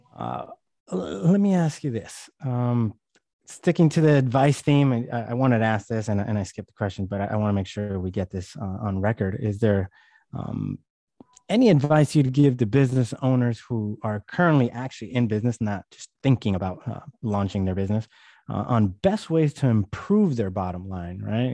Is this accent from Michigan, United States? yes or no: no; California, United States; I'm from California